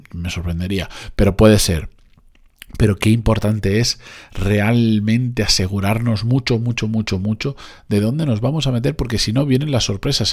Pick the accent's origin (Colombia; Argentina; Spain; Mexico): Spain; Benidorm, Valencian Community; moved away; de Benidorm, de donde yo soy originalmente